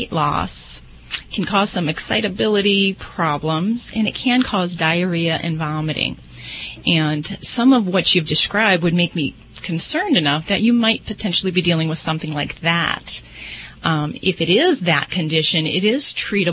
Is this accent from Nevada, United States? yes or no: yes; Las Vegas, Nevada, United States; I'm from Vegas